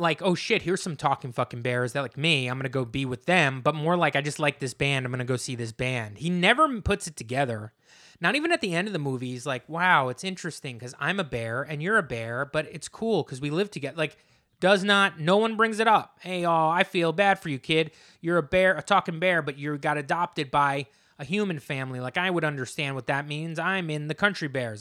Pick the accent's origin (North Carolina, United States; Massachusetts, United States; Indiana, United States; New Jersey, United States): New Jersey, United States; I grew up in New Jersey